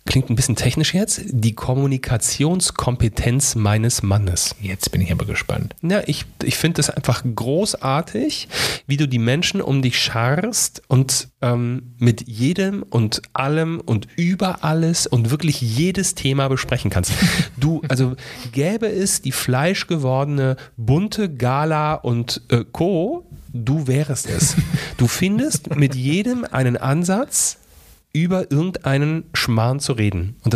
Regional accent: Königswinter, North Rhine-Westphalia, Germany; also born or lived in Neuwied / Fulda; ich bin geboren in Neuwied, aufgewachsen in Königswinter und habe dann lange Zeit in Fulda gelebt.

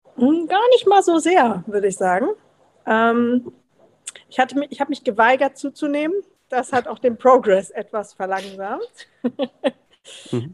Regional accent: Berlin, Germany; moved away; Ich komme ursprünglich aus Berlin

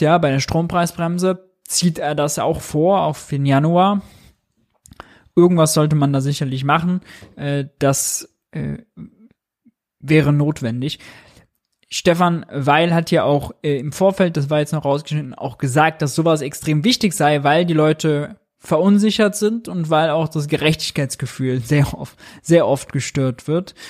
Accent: Mönchengladbach, North Rhine-Westphalia, Germany; Ich komme aus München-Gladbach

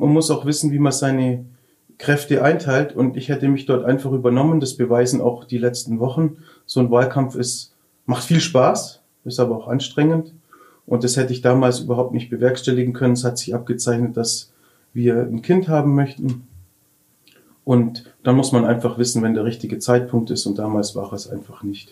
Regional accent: Lindau, Bavaria, Germany; meine Heimatstadt

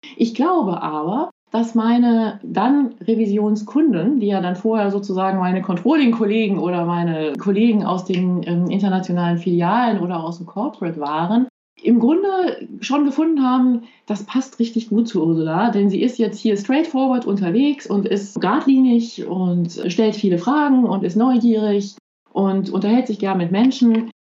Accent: Belgium; first language German; now in Luxembourg; Ich bin in Belgien aufgewachsen

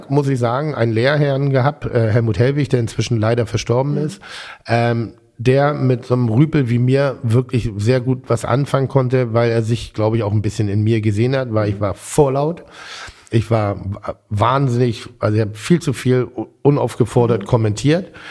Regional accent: Schleswig-Holstein, Germany; Ich komme aus Schleswig-Holstein.

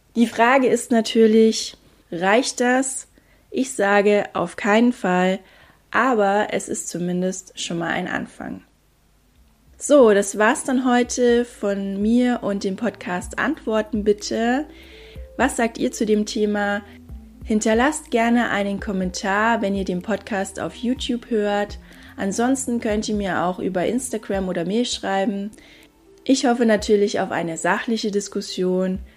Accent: Germany; bei uns in Deutschland

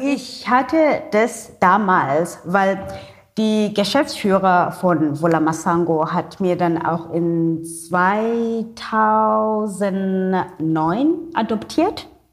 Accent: Cape Town, Western Cape, South Africa; first language Xhosa; German is a second language; also born or lived in Germany; Meine Muttersprache ist Kosa mit dem Klick

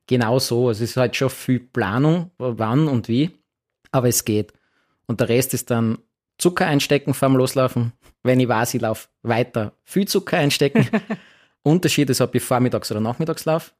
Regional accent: Graz, Styria, Austria; Graz ist meine Heimatstadt

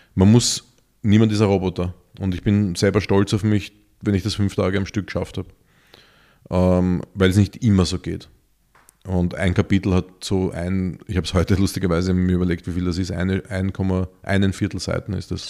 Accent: Vienna, Austria; für uns Städter, und ich bin Wiener

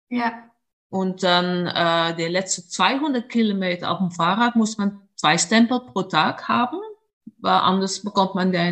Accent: Netherlands; German is a second language; Stimmt, ich komme aus den Niederlanden.

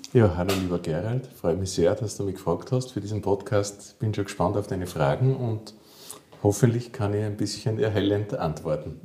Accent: Salzburg, Austria; also born or lived in Vienna; ich komme aus Salzburg, ich bin hier geboren und auch aufgewachsen

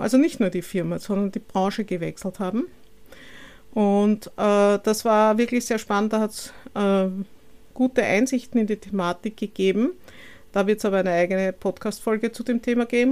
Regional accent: Vienna, Austria; lebe in Wien, bin auch gebürtige Wienerin

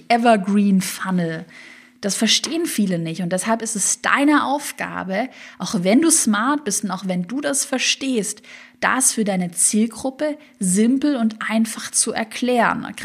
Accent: Swabia, Germany; ich komme ja aus dem Schwabenland

